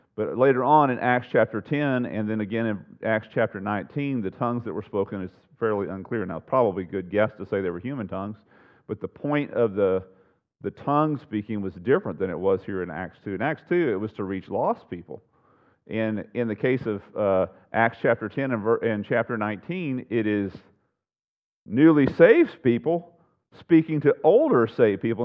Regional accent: United States; born and raised in the United States

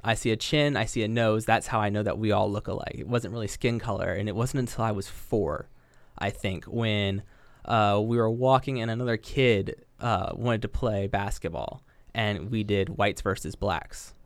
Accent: Yellow Springs, Ohio, United States; I grew up in Yellow Springs

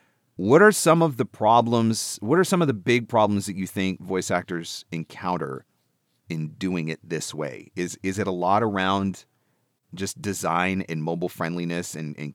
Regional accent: Canada; as a Canadian

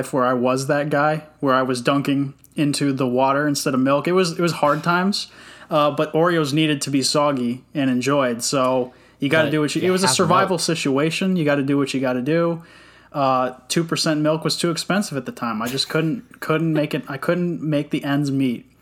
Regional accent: Texas, United States; I'm from Texas

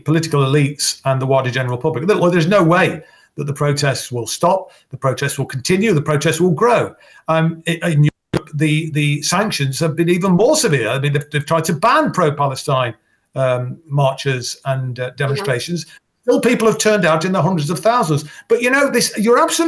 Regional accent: Derby, East Midlands, United Kingdom; my hometown of Derby

